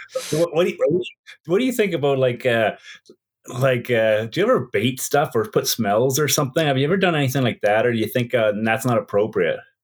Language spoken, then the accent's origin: English; Whitehorse, Yukon, Canada; also born or lived in Edmonton; my university had more people than the city I live in, Whitehorse